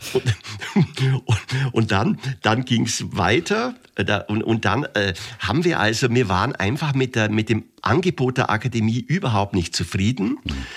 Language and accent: German; Augsburg, Bavaria, Germany; also born or lived in Gersthofen; das war in der Grundschule in Gersthofen Gersthofen ist bei Augsburg. Ich bin gebürtiger Augsburger